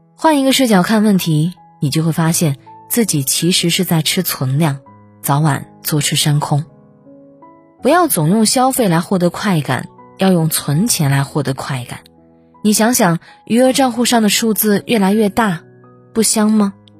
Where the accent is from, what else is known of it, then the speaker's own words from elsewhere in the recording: a small city in Shandong, China; moved away as an adult; now in Beijing, China; 像我这样一个来自山东小城普通家庭的孩子